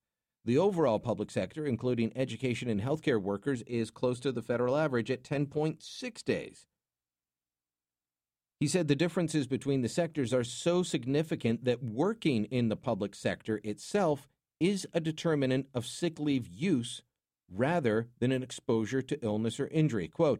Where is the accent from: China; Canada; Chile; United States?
Canada; And being Canadian, we're welcoming.